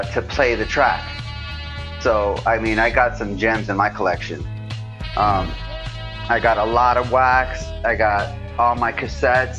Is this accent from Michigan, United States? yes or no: no; Los Angeles, California, United States; Growing up in LA, I had a, you know, grew up with a lot of the influences